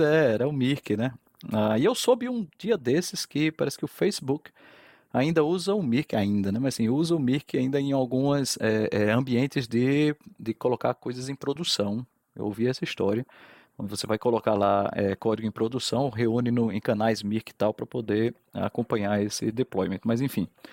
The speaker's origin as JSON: {"language": "Portuguese", "town": "João Pessoa", "region": "Paraíba", "country": "Brazil", "tie": "born or raised there", "also_born_or_lived": "Fortaleza, Ceará / Campina Grande", "said": "nasci em Fortaleza, sou cearense, tá? Ah, e aí isso me coloca numa posição legal entre João Pessoa e Campina Grande, que a minha vida foi aqui em João Pessoa"}